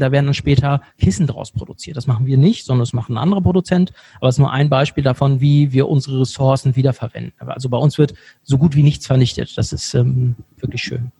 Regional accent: Bremen, Germany; moved away as an adult; also born or lived in Cologne; now in Monheim, Germany; ich komme ursprünglich aus Bremen. Ich habe 20 Jahre lang in Bremen gewohnt

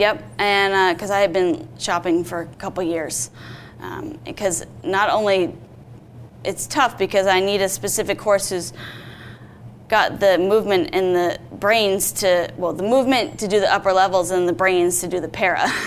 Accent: Vermont, United States; I grew up in Vermont and I started riding when I was seven

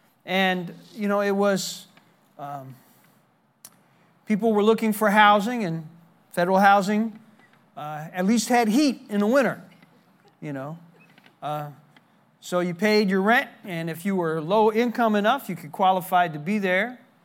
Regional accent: Newark, New Jersey, United States; also born or lived in Memphis, Tennessee; I was born in Memphis, Tennessee, and my father abandoned my family when I was 4 years old, put us on a train, and sent us to New Jersey. That's where my mother's parents lived, in the city of Newark.

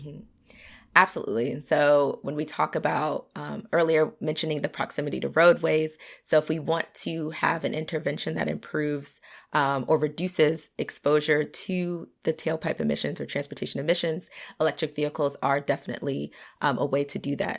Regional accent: Potomac, Maryland, United States; grew up in Potomac, Maryland.

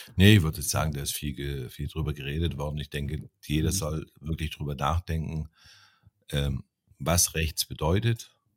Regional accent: East Germany, Germany; ich bin, wie gesagt, in der DDR aufgewachsen

